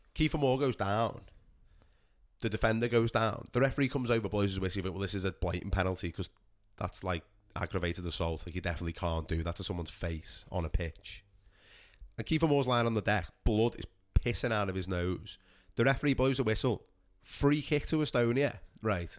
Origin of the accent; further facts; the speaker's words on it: England, United Kingdom; us as English people